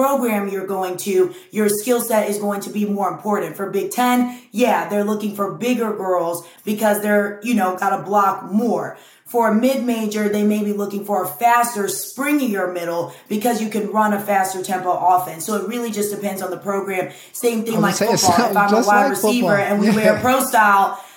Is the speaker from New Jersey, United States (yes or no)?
no; Lawrenceville, Georgia, United States; moved away as an adult; also born or lived in Wisconsin; now in Atlanta, United States; I'm from Lawrenceville